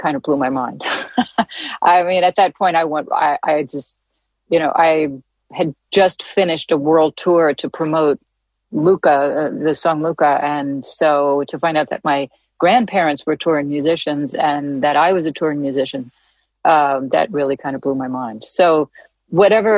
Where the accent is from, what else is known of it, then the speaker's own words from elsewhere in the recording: New York City, New York, United States; also born or lived in Santa Monica, California; I came from New York City